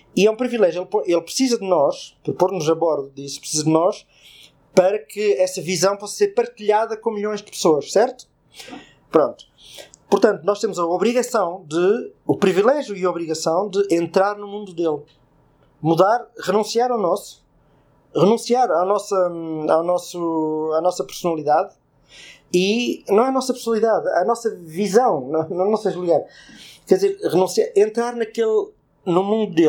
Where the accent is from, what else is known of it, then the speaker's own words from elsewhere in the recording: Portugal; como português